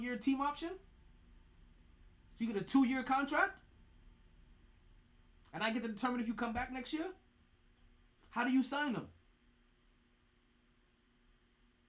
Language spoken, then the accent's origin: English; Brooklyn, New York, United States; I'm from Brooklyn